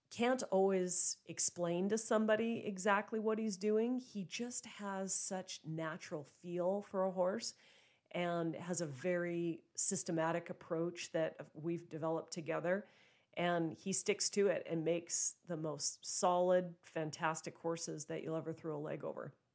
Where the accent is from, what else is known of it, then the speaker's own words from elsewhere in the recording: Joliet, Montana, United States; also born or lived in Billings, Montana; bought a place here in my hometown, Joliet, Montana